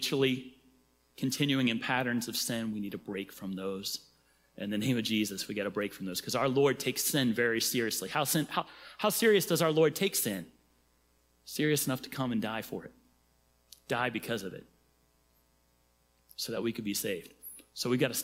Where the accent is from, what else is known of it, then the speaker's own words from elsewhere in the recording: Cincinnati, Ohio, United States; I'm from Cincinnati